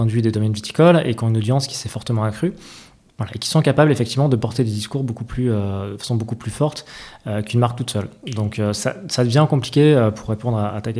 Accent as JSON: {"language": "French", "town": "Bordeaux", "region": "Nouvelle-Aquitaine", "country": "France", "said": "il y a, toujours une partie, une partie un peu de chauvinisme quand, on est bordelais."}